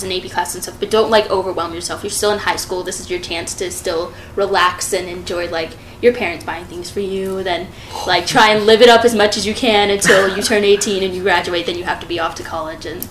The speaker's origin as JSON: {"language": "English", "country": "Australia", "tie": "born or raised there", "moved": "yes", "lives_now": "United States", "said": "I'm from Australia. I was born there"}